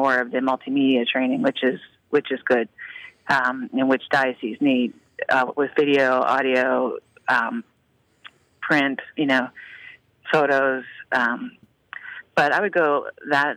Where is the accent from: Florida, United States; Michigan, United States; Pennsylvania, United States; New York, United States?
Pennsylvania, United States; Pittsburgh; moved away as an adult; now in Chicago, United States; I was from Pittsburgh, so I worked at Catholic Charities in the diocese there